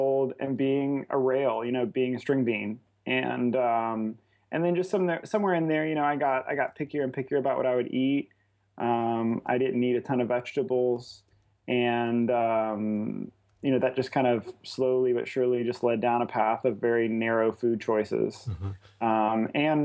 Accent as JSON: {"language": "English", "town": "Lafayette", "region": "Louisiana", "country": "United States", "said": "I'm originally from Lafayette, Louisiana. That's where I live"}